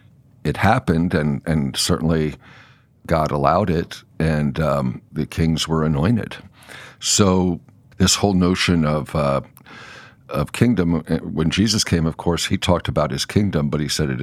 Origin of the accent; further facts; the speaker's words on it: Lebanon, Pennsylvania, United States; moved away; I'm from Lebanon, Pennsylvania, yeah. Very close to Hershey.